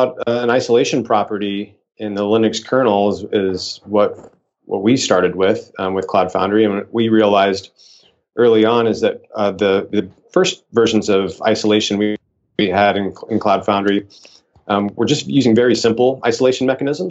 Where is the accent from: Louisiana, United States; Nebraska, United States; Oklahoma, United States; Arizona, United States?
Nebraska, United States; now in Palo Alto, United States; I grew up in Nebraska